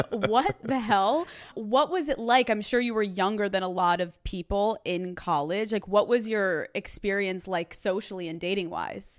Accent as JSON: {"language": "English", "town": "Newtown", "region": "Pennsylvania", "country": "United States", "said": "I'm from Newtown, so I'm from more of, like, the suburbs."}